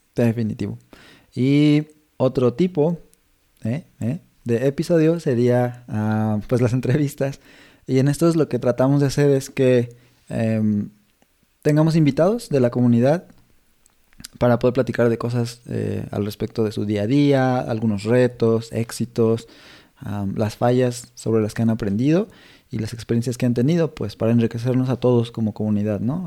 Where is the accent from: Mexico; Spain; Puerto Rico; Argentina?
Mexico; somos mexicanos los dos